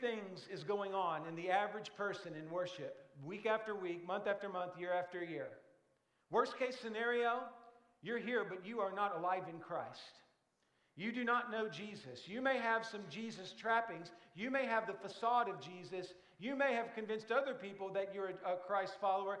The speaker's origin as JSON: {"language": "English", "town": "Brookport", "region": "Illinois", "country": "United States", "tie": "born or raised there", "said": "It's where my hometown is."}